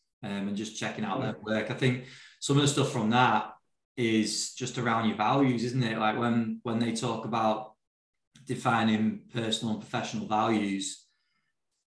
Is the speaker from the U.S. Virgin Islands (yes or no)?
no; England, United Kingdom; as English, British people